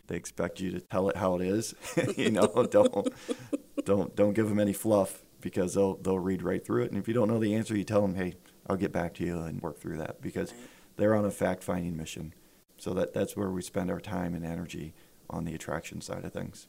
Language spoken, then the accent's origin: English; Fremont, Ohio, United States; now in Findlay, United States; I grew up in Fremont, Ohio